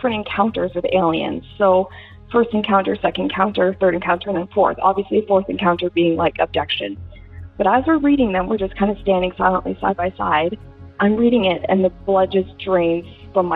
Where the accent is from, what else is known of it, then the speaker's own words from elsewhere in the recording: Canada; also born or lived in Hollywood, California / Dallas, Texas; I'm from Canada